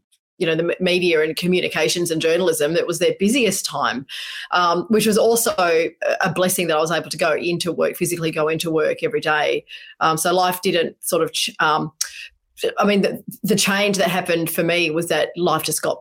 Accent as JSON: {"language": "English", "town": "Perth", "region": "Western Australia", "country": "Australia", "moved": "as an adult", "lives_now": "Sydney, Australia", "said": "we are Noongars from Boorloo, Perth, and we now live in different states"}